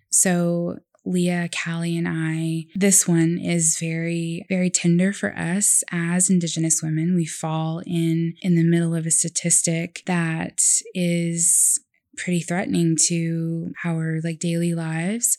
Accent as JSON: {"language": "English", "region": "Oklahoma", "country": "United States", "tie": "born or raised there", "said": "born in, you know, Oklahoma County"}